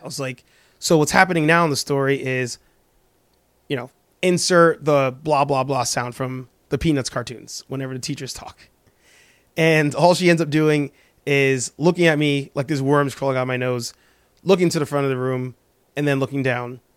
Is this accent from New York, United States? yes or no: yes; New York, United States; moved away as an adult; also born or lived in Spanish Harlem, New York; now in Boston, United States; born and raised in the Bronx in New York